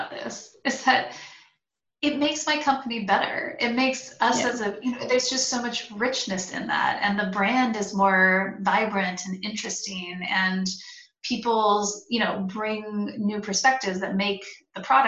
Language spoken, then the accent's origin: English; United States; as an American